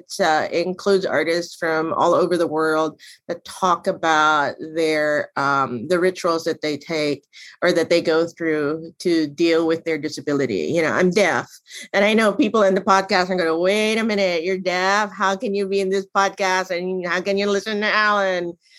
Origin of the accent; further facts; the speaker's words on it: Manila, Metro Manila, Philippines; moved away as an adult; now in Pittsburgh, United States; I consider myself a Pittsburgher. I moved to Pittsburgh from Manila, Philippines, back in 1992. So I've lived in Pittsburgh for 30 years with the intention of going to Pitt.